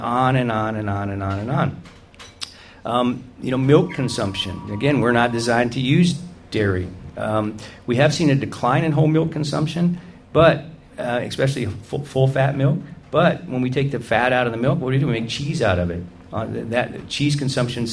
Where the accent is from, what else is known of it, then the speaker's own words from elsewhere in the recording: the South, United States; I grew up in the South